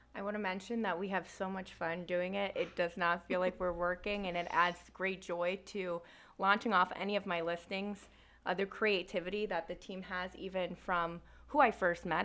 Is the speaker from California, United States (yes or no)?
no; Naples, Florida, United States; also born or lived in France; So I was born in France. I lived there for seven years, grew up in Naples, Florida